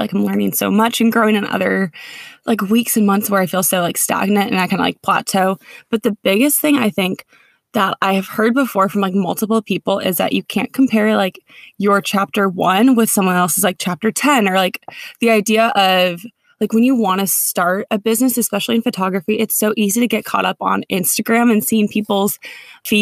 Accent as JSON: {"language": "English", "region": "Minnesota", "country": "United States", "tie": "born or raised there", "also_born_or_lived": "Connecticut", "moved": "as an adult", "lives_now": "California, United States", "said": "grew up in Minnesota"}